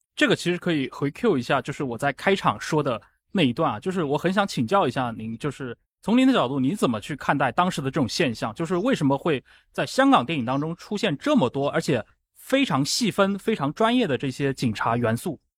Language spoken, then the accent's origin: Chinese; China; 我们这个年龄段的，在这个中国内地长大的人